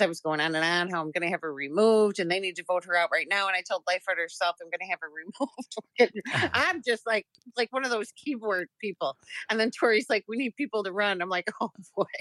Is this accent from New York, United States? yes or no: no; Chicago, Illinois, United States; I am born and raised in Chicago.